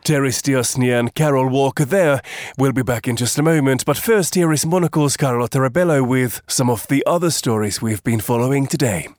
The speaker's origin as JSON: {"language": "English", "country": "Finland", "moved": "yes", "said": "my home country of Finland"}